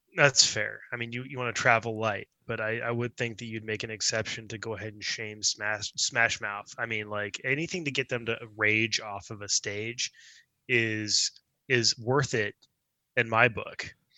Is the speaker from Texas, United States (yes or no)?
yes; Dallas, Texas, United States; also born or lived in Houston, Texas; born in Houston and moved to Dallas when I was like three.